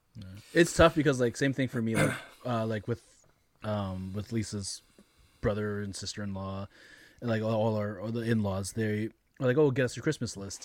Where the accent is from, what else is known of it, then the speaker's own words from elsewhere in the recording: Canada; as Canadian consumers